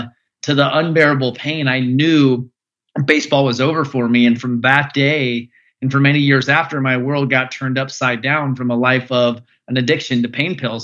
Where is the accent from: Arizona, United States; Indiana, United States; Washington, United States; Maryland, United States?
Arizona, United States; Phoenix; I grew up in Phoenix, Arizona